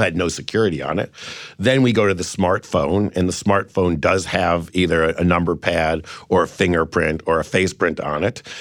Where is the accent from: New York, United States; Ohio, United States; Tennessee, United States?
Ohio, United States; Cleveland